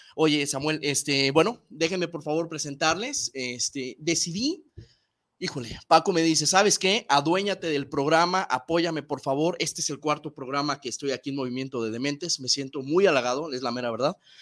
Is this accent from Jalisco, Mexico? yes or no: yes; Guadalajara, Jalisco, Mexico; voy Chivas meramente porque soy tapatío